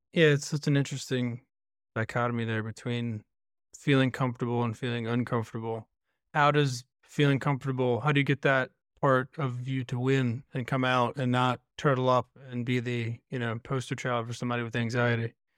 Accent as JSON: {"language": "English", "region": "Virginia near Williamsburg", "country": "United States", "tie": "born or raised there", "said": "I grew up in Virginia near Williamsburg"}